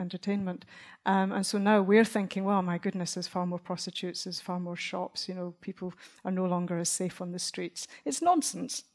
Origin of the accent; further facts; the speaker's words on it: Dunbar, Scotland, United Kingdom; There's a part of Scotland where I was brought up, I come from Dunbar